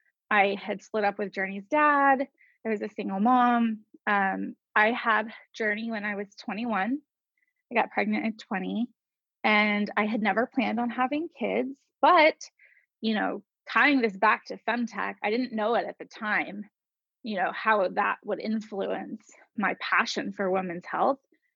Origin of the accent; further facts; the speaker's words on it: Atlanta, Georgia, United States; born there; I was born in Atlanta, Georgia. And then I've moved 38 times in my life now.